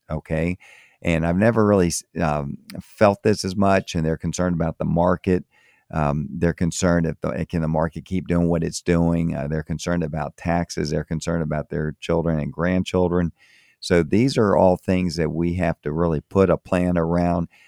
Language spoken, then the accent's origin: English; Florida, United States; moved away as an adult; also born or lived in Tampa, Florida / Miami, Florida / Maryland; I grew up in Florida, grew up in, um, in Tampa, and I grew up also in Miami. So that's is where I'm, I'm from